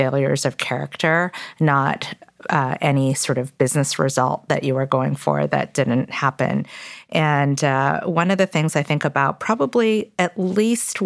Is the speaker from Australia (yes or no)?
no; Toronto, Ontario, Canada; English is a second language; also born or lived in Korea; we moved from Korea to Toronto, Canada when I was 4 years old